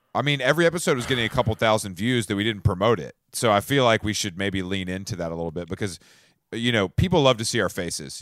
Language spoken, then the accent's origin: English; Atlanta, Georgia, United States; I'm from Atlanta, and we, we've given the world more hip hop.